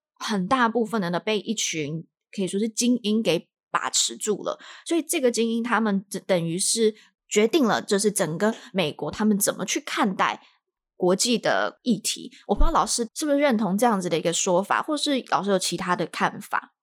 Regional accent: Taiwan; moved away as an adult; now in United States; 从小在这个环环境长大嘛，的一个，台湾人这些因素，让我到了美国之后

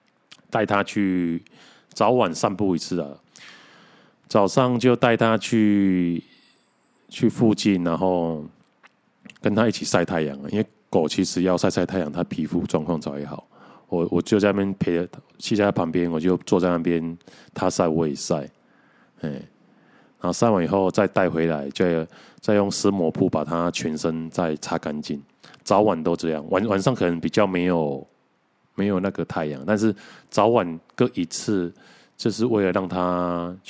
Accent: Mituo, Kaohsiung, Taiwan; 所所以想说要要把他送回我老家的弥陀啊

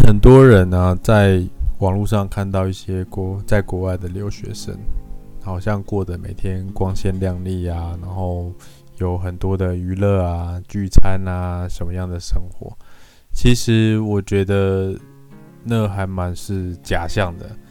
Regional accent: Taiwan; 其实会是我们台湾人的一个还蛮呃致命的弱点

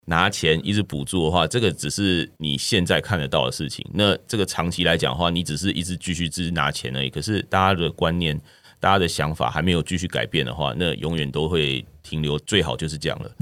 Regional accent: Taiwan; 在台湾是比较少见的这样

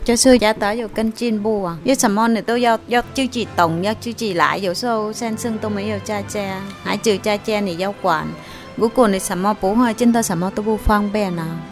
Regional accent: An Giang, Vietnam; Chinese is a second language; moved away as an adult; now in Tianwei, Taiwan; 我就业男子住那个安江，我是南部的，我二零零四年来吧

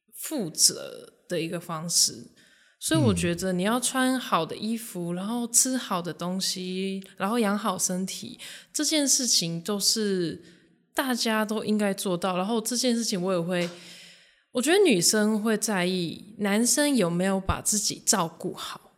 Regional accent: Japan; moved away as an adult; now in Taiwan; 我本身是日本华侨，然后我十九岁之前都在日本出生长大，然后是大学才在台湾读书

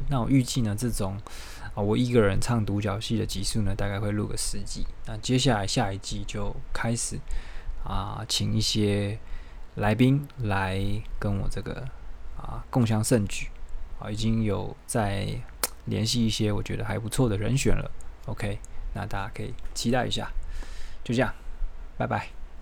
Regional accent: Taiwan; 我们台湾人

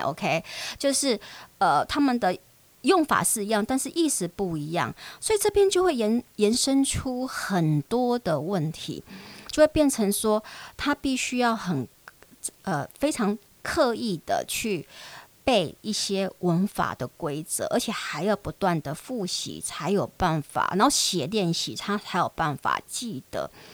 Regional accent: Taiwan; also born or lived in United States; 我们的台湾教英语的方式

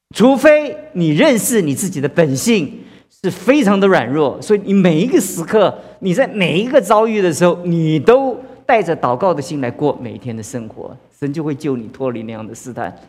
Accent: China; 其实我们中国在这这么多年的历史当中

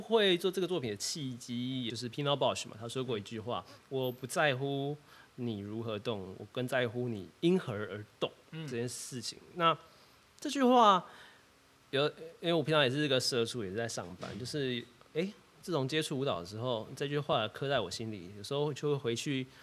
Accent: Kaohsiung, Taiwan; 我是高雄人

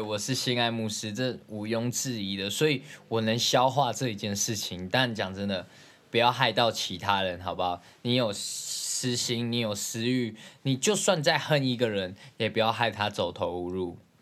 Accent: Zhongli, Taoyuan, Taiwan; 我从小到大在中立生活的

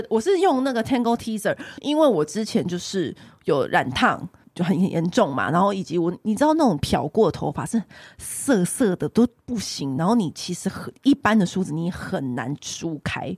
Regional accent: Taiwan; 我们台湾人

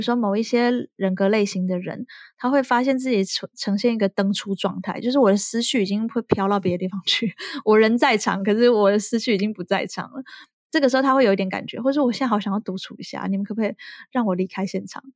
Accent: Taiwan; now in France; 我回台湾的时候

